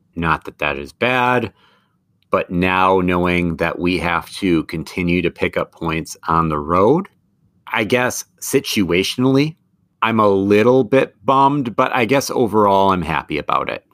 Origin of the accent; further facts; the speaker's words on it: Madison, Wisconsin, United States; Madison is my hometown.